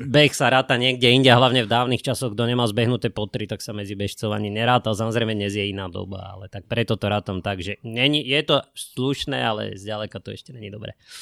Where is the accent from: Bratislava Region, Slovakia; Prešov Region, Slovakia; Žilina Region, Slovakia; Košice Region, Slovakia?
Bratislava Region, Slovakia; Bratislava; ja som Vrbovčan, ja som Bratislavčan